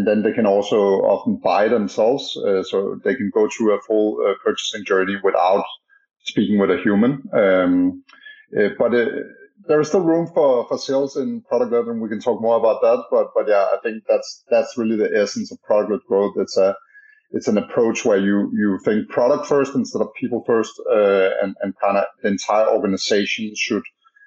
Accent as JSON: {"language": "English", "country": "Denmark", "moved": "yes", "lives_now": "San Francisco, United States", "said": "as you can maybe hear by my strange accent, I'm from Denmark originally, but I'm based in San Francisco."}